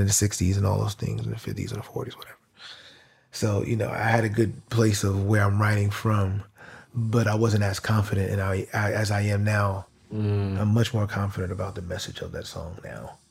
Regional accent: New York, United States; I'm from New York

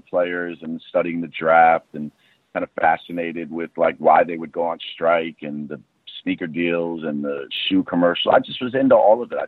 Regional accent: New York City, New York, United States; being a city kid growing up in Manhattan

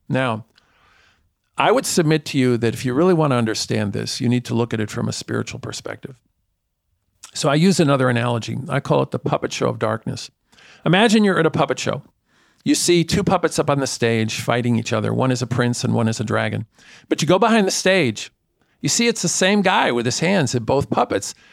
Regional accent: New York City, New York, United States; I grew up in Spanish Harlem in a precinct with the highest rate of violent crime of any precinct in the borough of Manhattan

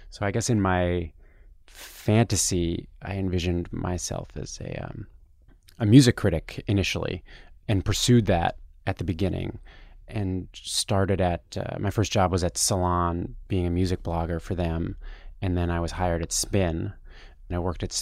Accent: Toronto, Ontario, Canada; moved away as an adult; now in New York, United States; I'm from Toronto, Canada, and I came to New York to try and work in journalism in 2005.

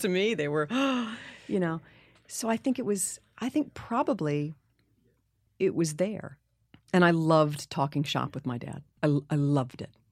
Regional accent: New York City, New York, United States; growing up in New York City

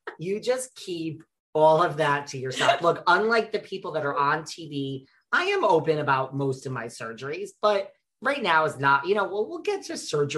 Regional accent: New York, United States; Being a New Yorker, I can tell you, I know a lot of people that have lost people from this horrible day.

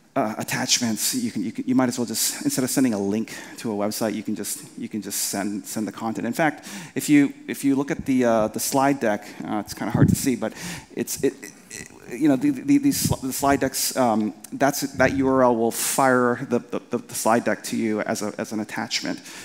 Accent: Winnipeg, Manitoba, Canada; I'm from Canada from a from a, from a kind of a place called Winnipeg

